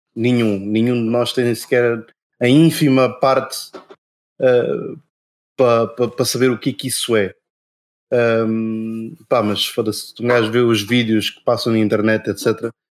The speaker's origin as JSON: {"language": "Portuguese", "country": "Portugal", "tie": "born or raised there", "also_born_or_lived": "Angola", "said": "eu vim muito cedo, aliás, eu fui muito cedo para Portugal"}